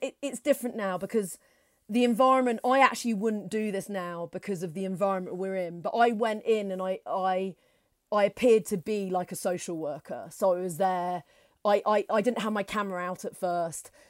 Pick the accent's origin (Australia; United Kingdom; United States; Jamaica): United Kingdom; we're from Britain